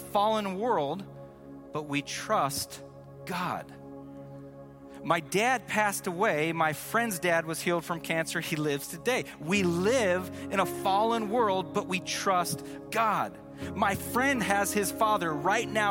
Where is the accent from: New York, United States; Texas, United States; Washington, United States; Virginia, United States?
Washington, United States; Seattle; we're from Seattle